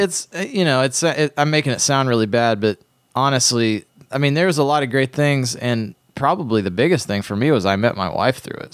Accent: Ohio, United States; where I grew up in Ohio

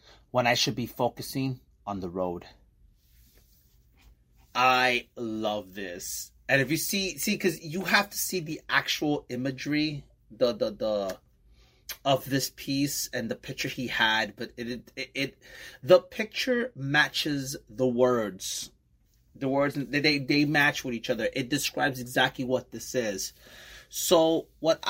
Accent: New York City, New York, United States; moved away as an adult; now in Bayonne, United States; I'm from Brooklyn, New York, and I live in Bayonne, New Jersey

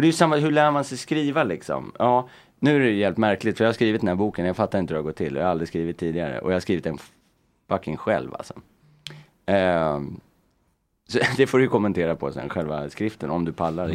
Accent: Stockholm, Stockholm County, Sweden; jag är uppväxt i Örnsberg.

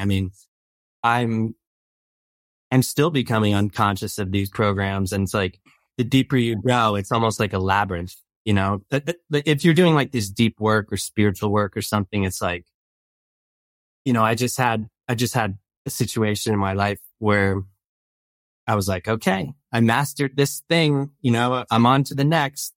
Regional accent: East Coast, New Jersey, United States; moved away as an adult; I grew up on the East Coast

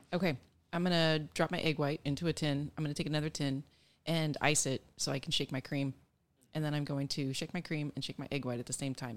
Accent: Nebraska, United States; moved away; also born or lived in Colorado / Texas; I grew up in Nebraska

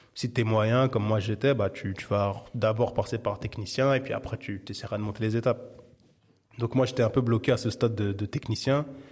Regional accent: Paris, Île-de-France, France; now in Saint-Denis, France; J'ai grandi, alors je suis né à Paris dans le treizième, jusqu'à il y a trois ans maintenant où je vis à Saint-Denis. Mais j'ai, j'ai principalement vécu dans le treizième arrondissement de Paris.

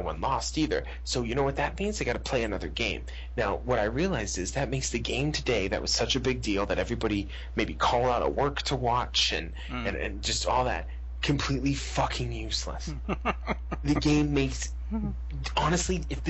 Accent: Boston, Massachusetts, United States; I'm from Boston

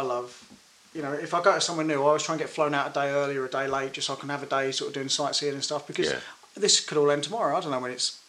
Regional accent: Dartford, South East England, United Kingdom; born or raised there

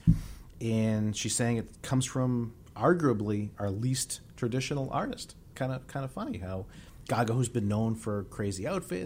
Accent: Boston, Massachusetts, United States; As a Bostonian

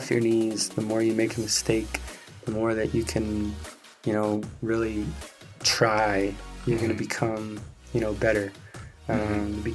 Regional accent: Utah, United States; I grew up in Utah

